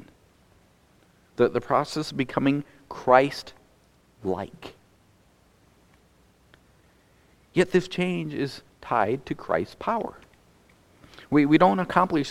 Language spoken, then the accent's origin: English; North Dakota, United States; moved away; I grew up in North Dakota